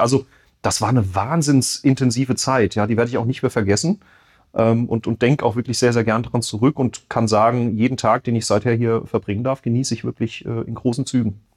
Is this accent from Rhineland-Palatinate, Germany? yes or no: yes; Winterbach, Rhineland-Palatinate, Germany; also born or lived in Mannheim; geboren in Mannheim ähm, und bin dann mit acht Jahren aus Mannheim sozusagen äh, in meine neue Heimat gekommen, nach Winterbach im Landkreis Bad Kreuznach